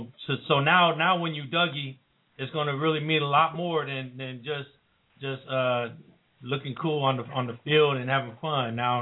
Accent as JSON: {"language": "English", "area": "Bay Area", "region": "California", "country": "United States", "said": "we're from the Bay Area. We're in the Bay Area."}